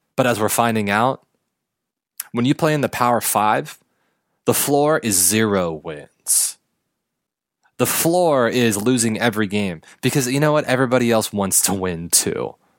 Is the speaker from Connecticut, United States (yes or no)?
no; Los Angeles County, California, United States; to be an Angels fan growing up in Los Angeles County